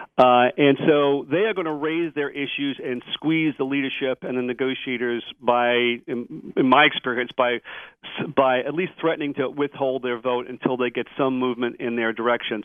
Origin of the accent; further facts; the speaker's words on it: New York, United States; I'm from New York. I'm a New York taxpayer